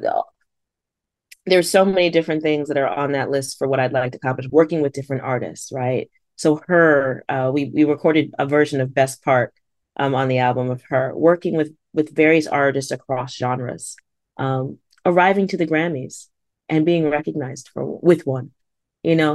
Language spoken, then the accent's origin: English; Stratford, Connecticut, United States; I grew up in Fairfield County, and I, I do wanna recognize that, um, growing up in Stratford